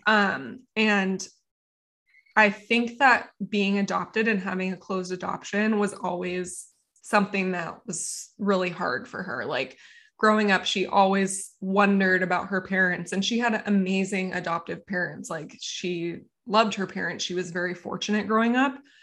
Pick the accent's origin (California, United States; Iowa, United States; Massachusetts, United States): California, United States; Encinitas; I grew up in Encinitas, California